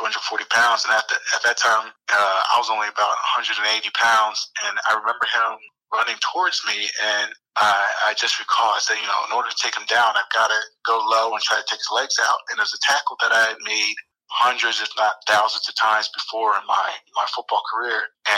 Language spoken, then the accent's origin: English; Columbus, Ohio, United States; I was from Columbus, Ohio.